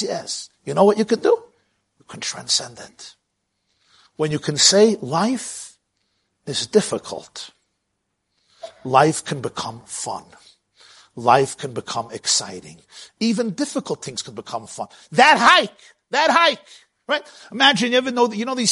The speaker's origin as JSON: {"language": "English", "town": "New York City", "region": "New York", "country": "United States", "tie": "born or raised there", "said": "I grew up in Brooklyn"}